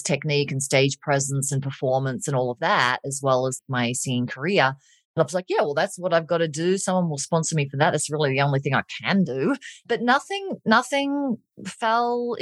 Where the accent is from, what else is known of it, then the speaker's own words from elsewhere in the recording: Australia; moved away as an adult; now in Colorado, United States; I'm Australian